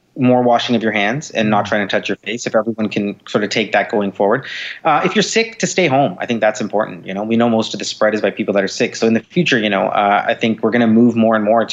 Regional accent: Canada; I'm Canadian

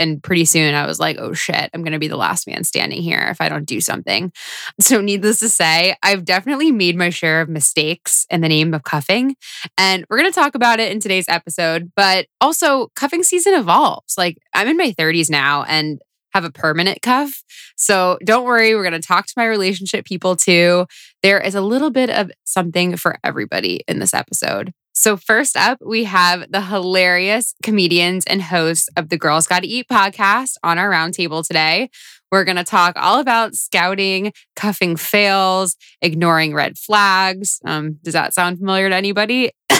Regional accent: Florida, United States; moved away as an adult; now in New York, United States; I know when I first moved to New York when I was 22. I was coming from Florida.

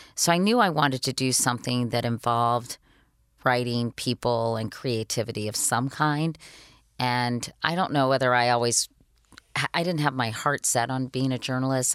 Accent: Arlington, Virginia, United States; born or raised there

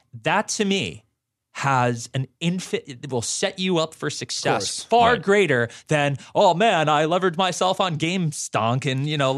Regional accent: Florida, United States; So growing up in South Florida, they're everywhere and in every Publix too.

